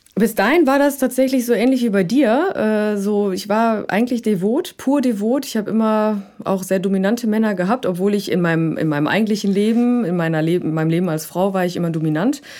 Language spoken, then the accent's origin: German; Rhineland, Germany; moved away as an adult; now in Hamburg, Germany; ursprünglich komme ich aus dem Rheinland